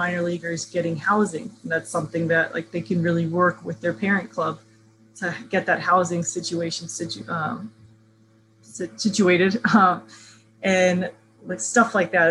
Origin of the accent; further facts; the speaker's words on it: Melbourne, Florida, United States; also born or lived in Southern California; now in New York, United States; I grew up in Central Florida, just an hour south in Melbourne.